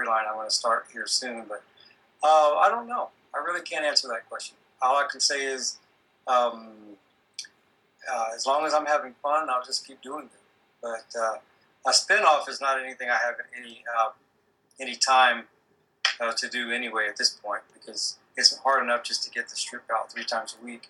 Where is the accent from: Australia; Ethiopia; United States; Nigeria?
United States; Deep South; I'm from the Deep South